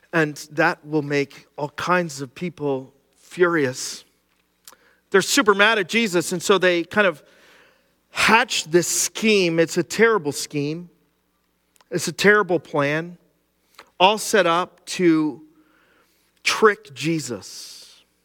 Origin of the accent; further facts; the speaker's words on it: Cressona, Pennsylvania, United States; I grew up in Schuylkill County, right here in Kersona.